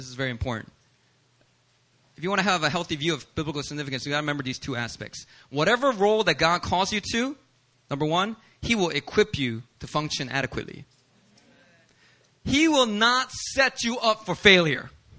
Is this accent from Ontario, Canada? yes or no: no; Langley, British Columbia, Canada; I grew up in Langley, Canada.